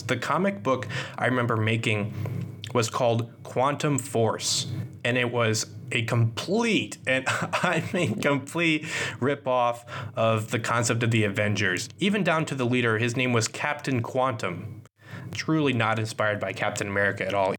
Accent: Kansas City, United States; now in Minnesota, United States; I live in Minnesota, but I grew up partly in Kansas City

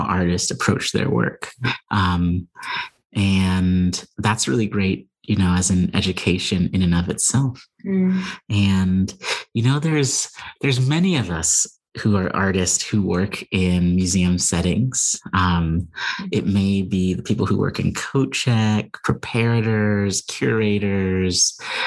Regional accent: Pasadena, California, United States; moved away as an adult; also born or lived in Chicago, Illinois; now in Claremont, United States; I was in Altadena and Pasadena, California, where I was born. And so it's a little bit of a homecoming back here to Southern California

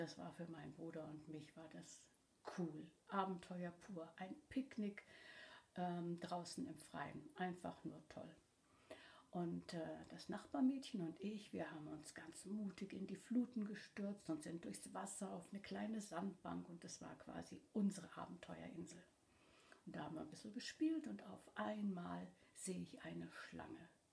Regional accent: Cologne, North Rhine-Westphalia, Germany; ich komme ursprünglich aus der Gegend von Köln und bin mit meinen Geschwistern in einer kleinen Wohnung in der Stadt aufgewachsen.

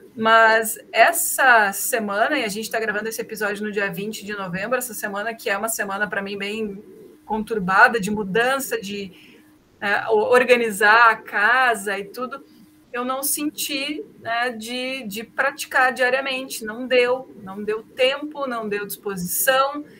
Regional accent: Novo Hamburgo, Rio Grande do Sul, Brazil; eu morei a vida toda em Novo Hamburgo

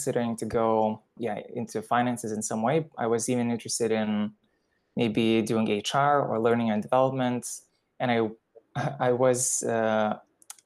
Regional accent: Lithuania; moved away as an adult; also born or lived in United Kingdom / India; I am originally from Lithuania and I went to study to the UK mathematics and economics

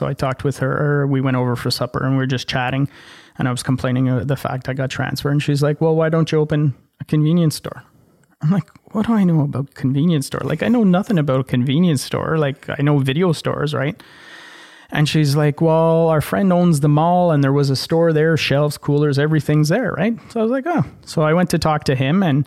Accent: Ottawa, Ontario, Canada; moved away as an adult; now in Casselman, Canada; I grew up in Ottawa and Vanier.

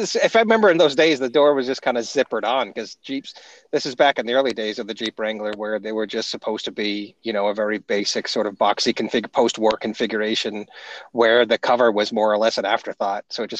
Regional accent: Maine, United States; I am absolutely from Maine

